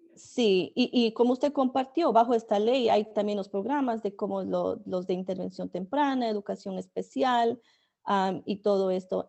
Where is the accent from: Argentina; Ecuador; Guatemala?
Ecuador; now in United States; yo crecí en Ecuador